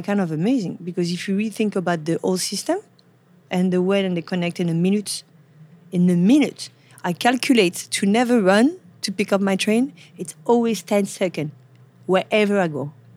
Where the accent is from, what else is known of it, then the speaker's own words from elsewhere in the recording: Paris, Île-de-France, France; English is a second language; moved away as an adult; now in New York City, United States; I'm from Paris, born and raised.